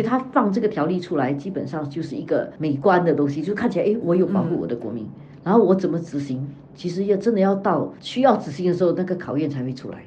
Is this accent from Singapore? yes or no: yes; Singapore; 我们新加坡人